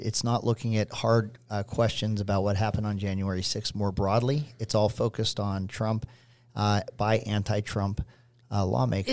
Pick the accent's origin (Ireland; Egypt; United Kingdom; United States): United States; Pittsburgh, Pennsylvania; I grew up in Pittsburgh